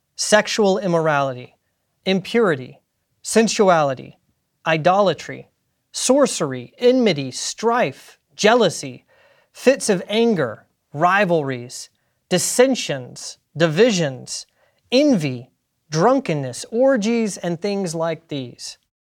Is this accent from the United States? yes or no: yes; South Carolina, United States; I'm from South Carolina, and my home state is also the home state of a Colonel Christopher Gadsden